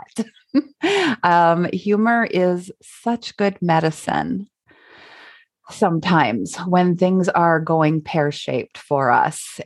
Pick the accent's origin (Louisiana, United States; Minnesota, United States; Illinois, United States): Minnesota, United States; we're from Minnesota